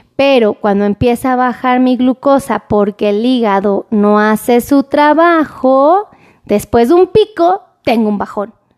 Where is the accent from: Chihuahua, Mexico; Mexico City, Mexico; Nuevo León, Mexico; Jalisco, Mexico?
Mexico City, Mexico; como buena chilanga